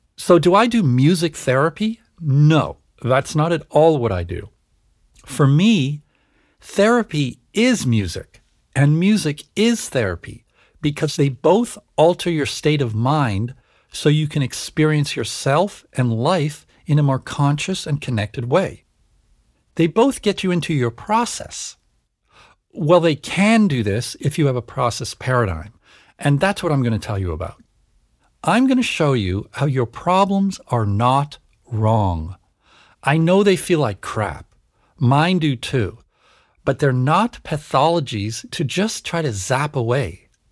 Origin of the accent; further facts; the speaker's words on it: Canada; moved away; also born or lived in United States / Switzerland; I was born and raised in Canada and schooled in the US